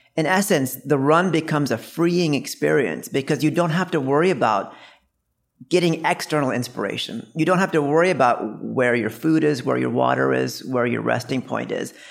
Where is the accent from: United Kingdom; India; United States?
India; we're both from India